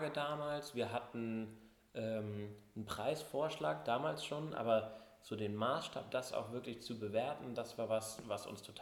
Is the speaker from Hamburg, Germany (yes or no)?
yes; Hamburg, Germany; also born or lived in New York; now in Düsseldorf, Germany; Also ich, äh … bin eigentlich Hamburger Jung mit Leib und Seele, ähm, habe hier und dann später in New York Psychologie und BWL studiert, bin ähm, auch schon vor knapp acht Jahren nach Düsseldorf gegangen